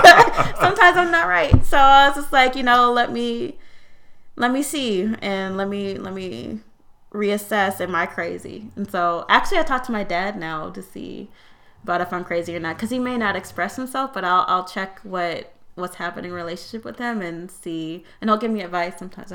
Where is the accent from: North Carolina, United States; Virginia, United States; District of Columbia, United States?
Virginia, United States; I grew up in America, grew up in Virginia. I'm probably more patriotic than you. So I grew up in a military family.